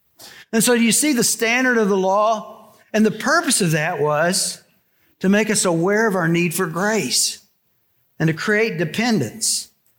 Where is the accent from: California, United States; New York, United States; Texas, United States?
Texas, United States; You know, when I came here from Texas, one of the struggles I had was figuring out whether you guys were genuine or not.